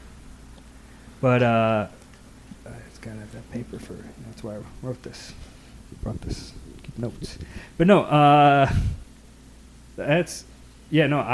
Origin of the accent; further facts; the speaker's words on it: Chicago, Illinois, United States; I'm from Logan Square